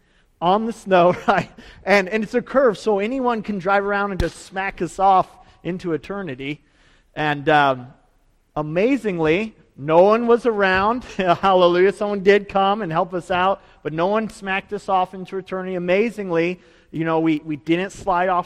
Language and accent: English; Idaho, United States; moved away; I grew up in Idaho, and we had a ski hill